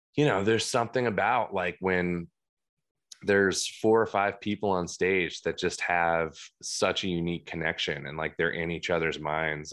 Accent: Cream Ridge, New Jersey, United States; I grew up in, uh, Cream Ridge. It's the, uh, creamiest ridge that, uh, New Jersey has to offer

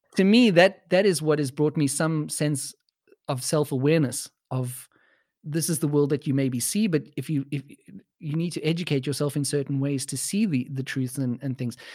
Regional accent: South Africa; now in Germany; my background as a white South African

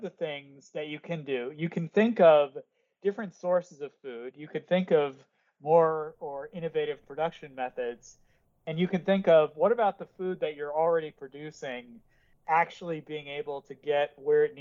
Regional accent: Connecticut, United States; I grew up in Connecticut in the U.S.

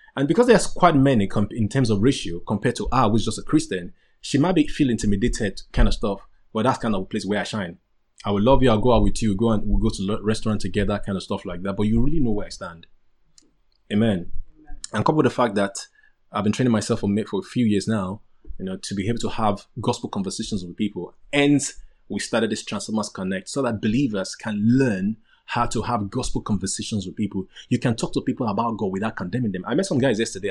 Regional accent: Nigeria; moved away; I'm a Nigerian guy. I'm a typical Nigerian guy

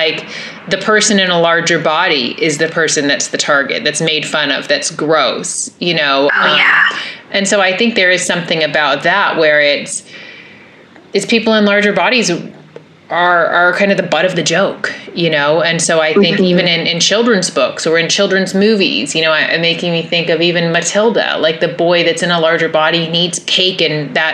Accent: Los Angeles, California, United States; growing up in Los Angeles

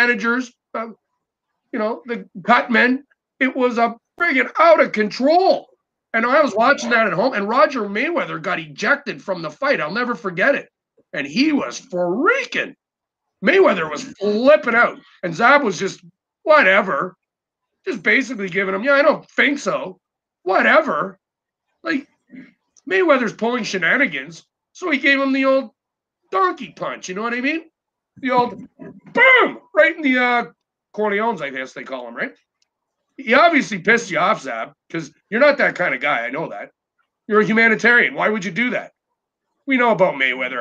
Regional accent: Newfoundland and Labrador, Canada; I'm freaking Scottish, right? So I'm a newfie.

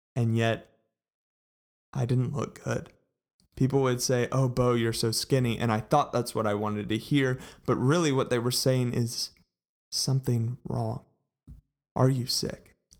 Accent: Colleyville, Texas, United States; I grew up in Colleyville, Texas, and went to Grapevine High School

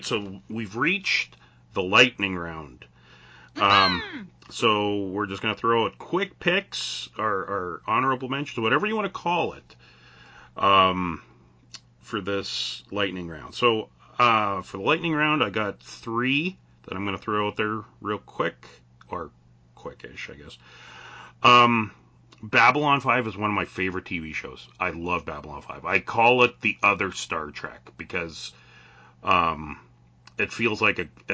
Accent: Canada; I'm Canadian. Like, all of us on tonight are Canadian. We live in a northern climate.

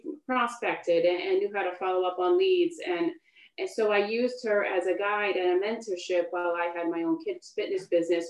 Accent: Long Island, New York, United States; I grew up on Long Island

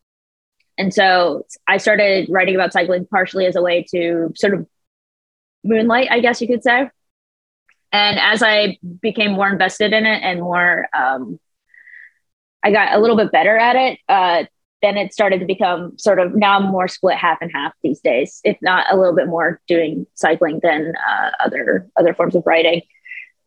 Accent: United States; being American

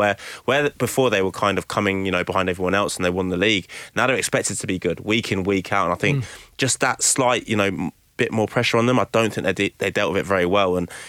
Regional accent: England, United Kingdom; I'm from England

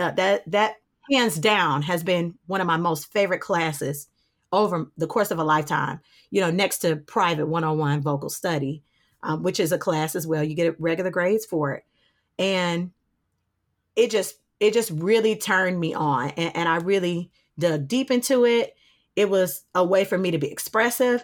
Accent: Detroit, Michigan, United States; also born or lived in Winston-Salem, North Carolina / Charlotte, North Carolina; I'm from Detroit. I am born and raised here.

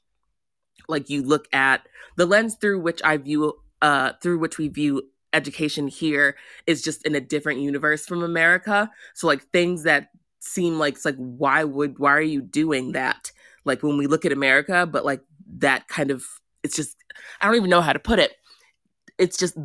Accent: United States; I was raised in the American system

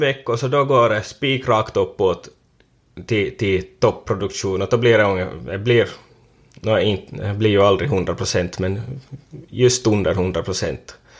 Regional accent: Korsholm, Ostrobothnia, Finland; från Västerhankmo. Varit jordbrukare sedan 2015 då jag tog över från min far här på gården

